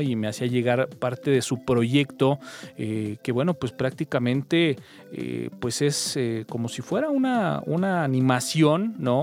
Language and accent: Spanish; Mexico; hablando como mexicano